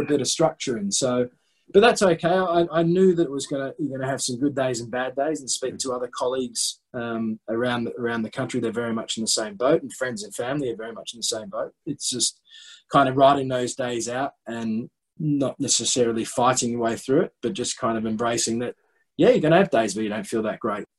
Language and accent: English; Australia; moved away as an adult; also born or lived in North East England; as an 18, 19 year old, I came over, as many Australian young cricketers